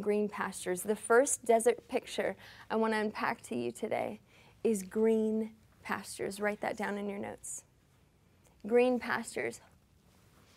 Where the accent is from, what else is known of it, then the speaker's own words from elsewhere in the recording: Lincolnton, Georgia, United States; moved away as an adult; also born or lived in Pacific Northwest; now in Tacoma, United States; I remember bringing some of my college friends home to my little small town in Georgia